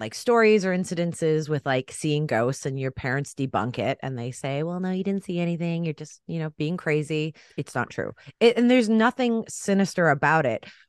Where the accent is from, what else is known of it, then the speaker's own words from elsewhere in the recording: Canada; I'm Canadian